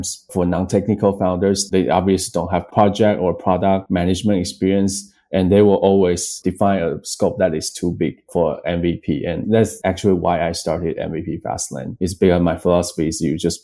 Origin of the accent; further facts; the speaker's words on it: Taiwan; moved away; both my co-founder, Jack, and I came from Taiwan.